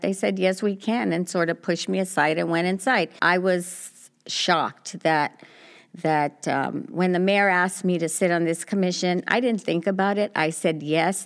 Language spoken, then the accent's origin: English; Los Angeles, California, United States; also born or lived in Pico Union; I grew up in South L A, so I've lived everywhere